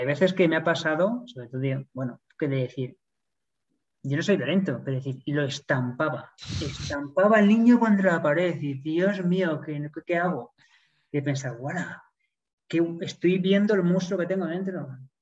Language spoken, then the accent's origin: Spanish; Spain; moved away as an adult; also born or lived in Sydney, Australia; como buen español que soy.